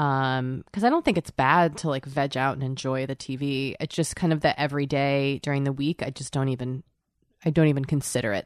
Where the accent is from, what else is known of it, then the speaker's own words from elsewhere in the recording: Boston, Massachusetts, United States; I'm from Boston.